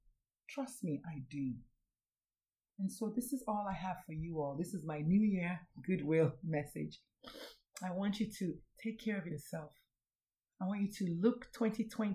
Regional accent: Nigeria; I'm Nigerian

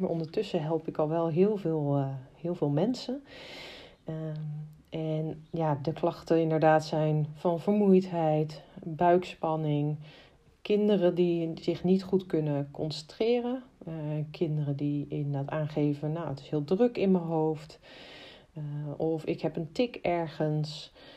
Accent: Amersfoort, Utrecht, Netherlands; ik kom uit Amersfoort

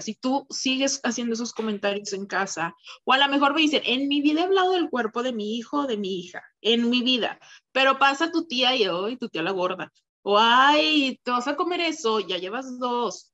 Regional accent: Torreón, Coahuila, Mexico; also born or lived in Mexico City, Mexico; yo soy de Torreón. Entonces yo estudié primero aquí la licenciatura.

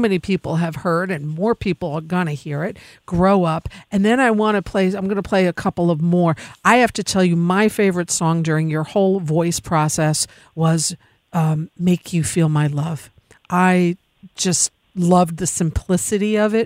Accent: Tivoli, New York, United States; I grew up in Tivoli

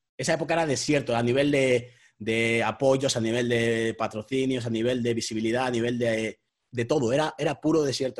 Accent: Madrid, Community of Madrid, Spain; nuestros barrios de aquí de Madrid

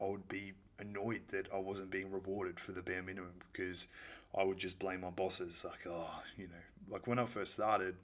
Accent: Melbourne, Victoria, Australia; moved away; I was born in Melbourne

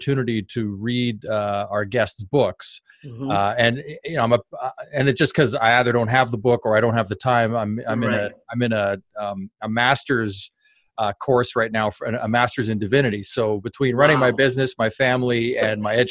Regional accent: Canada; I'm actually not an American. I am Canadian.

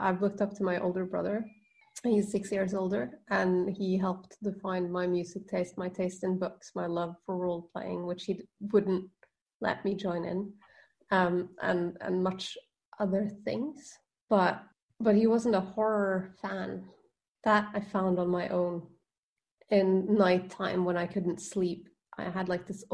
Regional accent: Norway; accent: Norwegian; English is a second language; I'm Norwegian, as you can probably tell from my accent

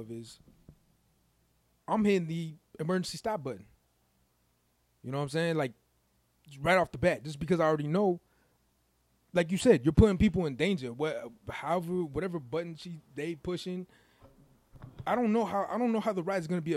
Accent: Chicago, Illinois, United States; I'm from Chicago. I love Chicago

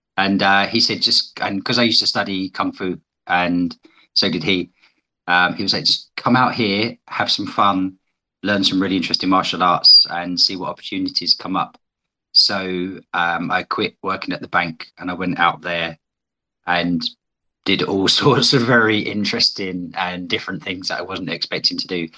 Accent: United Kingdom; also born or lived in China; as you may be able to tell from my accent, I'm from Britain

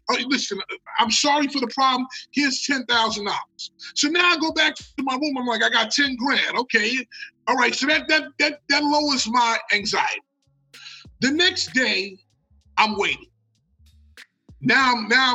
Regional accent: United States; I'm from America

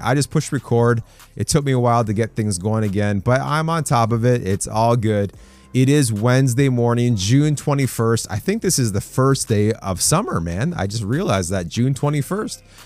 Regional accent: Canada; I'm a Canadian

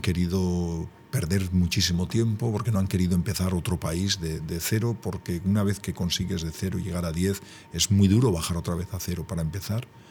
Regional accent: Gipuzkoa, Basque Country, Spain; muy guipuzcoano

